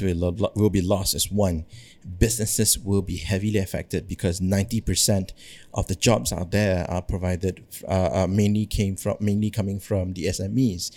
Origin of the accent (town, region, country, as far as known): Malaysia